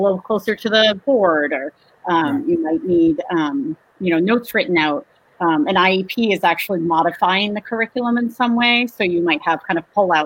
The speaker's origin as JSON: {"language": "English", "town": "Winchester", "region": "Massachusetts", "country": "United States", "tie": "born or raised there", "lives_now": "Melrose, United States", "said": "I grew up in Winchester"}